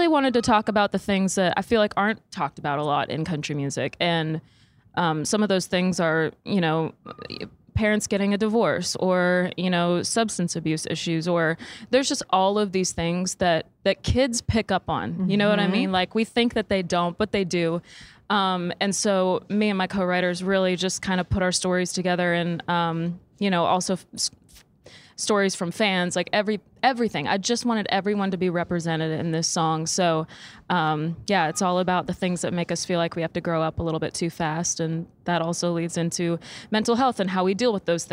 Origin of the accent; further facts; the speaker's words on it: Saskatchewan, Canada; now in Nashville, United States; I'm from Saskatchewan